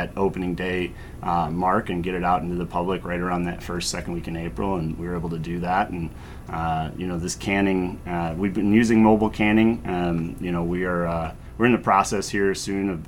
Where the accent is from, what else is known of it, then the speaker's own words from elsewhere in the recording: Cleveland, Ohio, United States; growing up in Cleveland